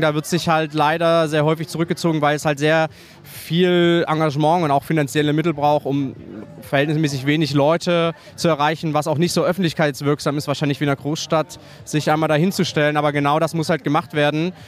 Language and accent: German; East Saxony, Germany; komme halt aus äh, Ostsachsen